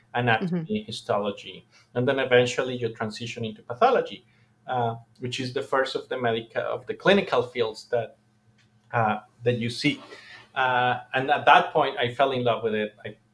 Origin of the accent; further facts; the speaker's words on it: Colombia; I'm from Colombia